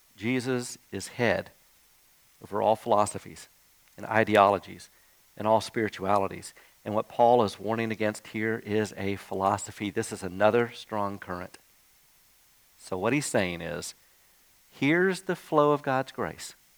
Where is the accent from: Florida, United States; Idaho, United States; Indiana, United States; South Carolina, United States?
Florida, United States; Jacksonville; as a kid growing up in Jacksonville, Florida